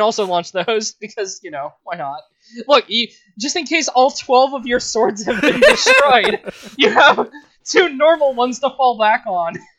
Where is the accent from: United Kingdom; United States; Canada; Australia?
United Kingdom; England; we're English